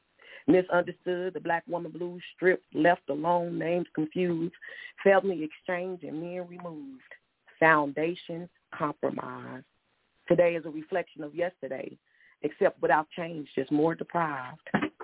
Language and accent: English; United States; it would kind of tick me off, because I'm like, I'm American, and we all have to dwell here together.